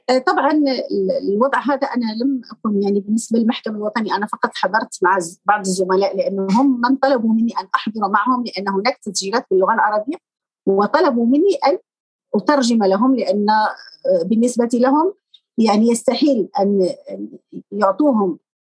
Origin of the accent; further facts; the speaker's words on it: Morocco; moved away as an adult; now in Spain; المغرب نحن ندرس اللغة الفرنسية